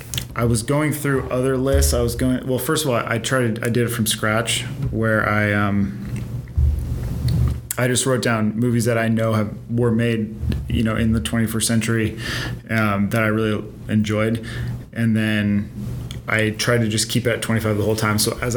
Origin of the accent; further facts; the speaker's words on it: West Coast, United States; we're from the West Coast. We don't understand.